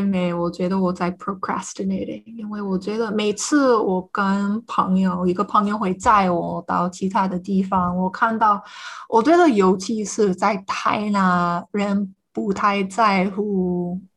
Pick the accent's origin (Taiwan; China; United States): United States; first language English; Chinese is a second language; now in Ireland; 这也是美国人的问题